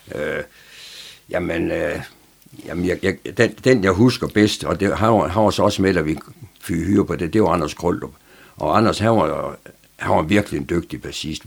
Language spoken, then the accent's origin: Danish; Aarhus, Central Denmark Region, Denmark; moved away as an adult; also born or lived in Horsens; now in Frederikshavn, Denmark; jeg er født i Horsens, men, men, men det kan jeg slet ikke huske noget som helst om. Så er, er mine forældre, de er de flyttede så hurtigt til Aarhus, så, så min opvækst, den er sådan set i, i Aarhus